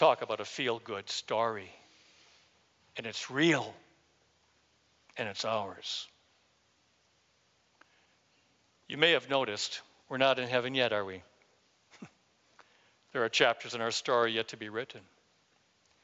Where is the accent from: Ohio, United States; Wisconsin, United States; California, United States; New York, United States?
Wisconsin, United States; I'm from Wisconsin